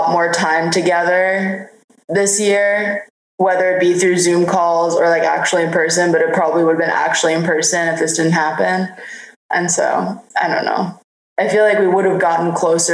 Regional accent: New York City, New York, United States; when we were growing up in New York

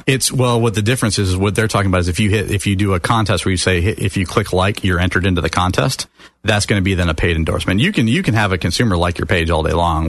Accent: Sarasota, Florida, United States; also born or lived in Detroit, Michigan; now in Orlando, United States; from Detroit, Michigan, and moved down with my family when I was about nine years old to uh, Sarasota, Bradenton area

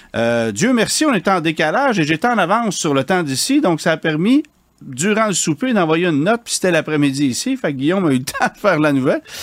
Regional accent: Quebec, Canada; chez nous au Québec

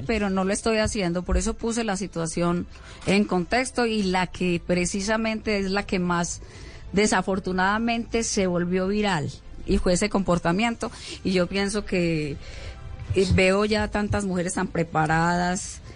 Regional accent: Ituango, Antioquia, Colombia; yo nací en Santa Rita de Ituango.

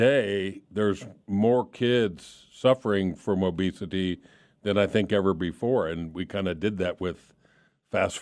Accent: Miami, Florida, United States; I was born and raised in Miami, Florida

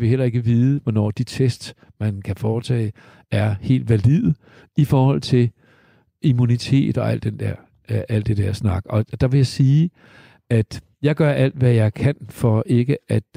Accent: Denmark; also born or lived in United States; jeg er jo halvt amerikaner, øh, i den forstand, at min mor var amerikaner og flyttede hertil i 51 med mig i maven, og en dansk far på siden.

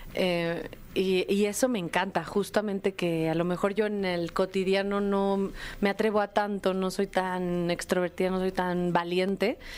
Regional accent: Mexico; como mujeres mexicanas

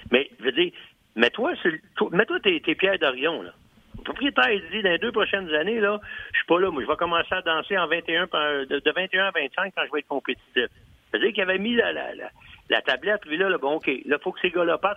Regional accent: Canada; moi je suis Canadien, je regarde ça

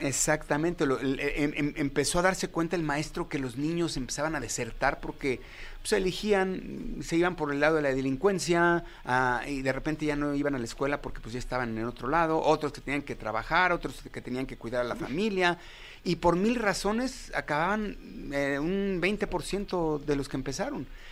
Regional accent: Mexico; como mexicanos

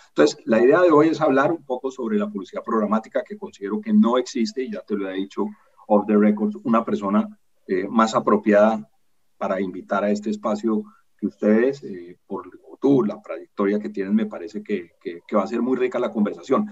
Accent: Colombia; yo soy colombiano

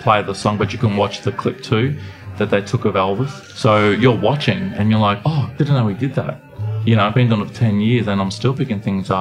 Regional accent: Melbourne, Victoria, Australia; I'm from Melbourne, Australia.

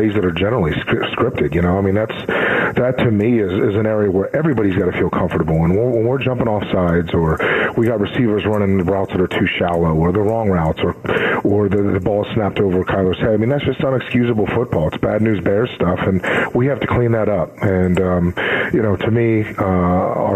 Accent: Pennsylvania, United States; now in Arizona, United States; my home state

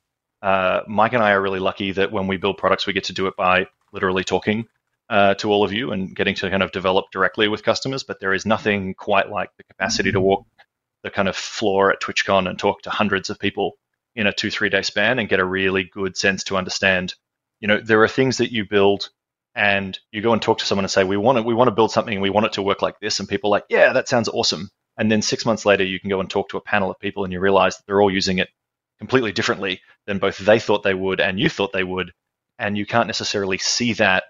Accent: Australia; Yes, indeed, I am

